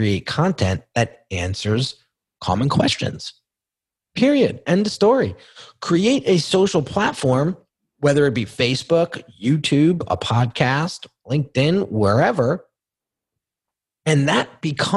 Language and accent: English; United States; I grew up right outside New York City.